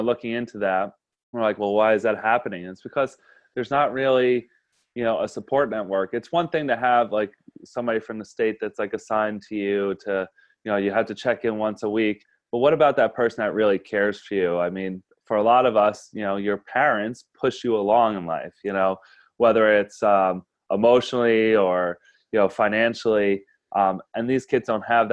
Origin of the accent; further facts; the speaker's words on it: Yonkers, New York, United States; moved away as an adult; A kid growing up in Yonkers, New York